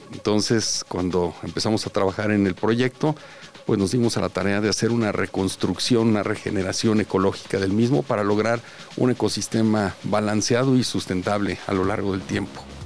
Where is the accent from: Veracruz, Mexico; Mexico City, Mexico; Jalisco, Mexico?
Jalisco, Mexico; Los Altos de; la tierra de donde somos originarios, tanto la familia de mi esposa como mi familia